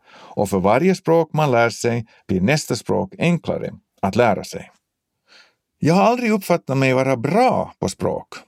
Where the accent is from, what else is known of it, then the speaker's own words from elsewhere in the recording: Finland; Som finlandssvenskar är vi från början utsatta för mångspråkighet